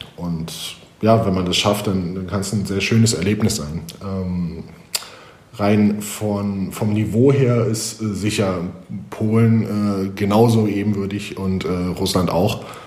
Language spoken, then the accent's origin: German; Germany; moved away as an adult; also born or lived in Italy / Poland / Russia; als Deutscher in Deutschland